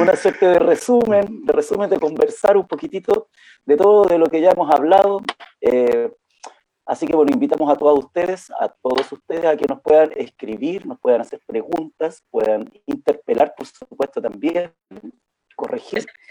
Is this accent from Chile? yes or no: yes; Valparaíso, Chile; moved away; also born or lived in Antofagasta, Chile; yo soy porteño, porteño, pero viví muchos, muchos, muchos años en Antofagasta y en la zona norte